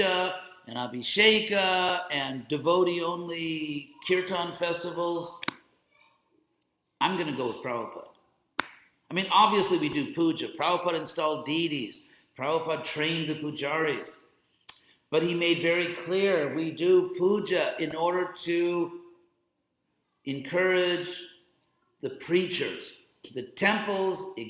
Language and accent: English; West Coast, United States; also born or lived in Beverly Hills / Berkeley; I'm from the West Coast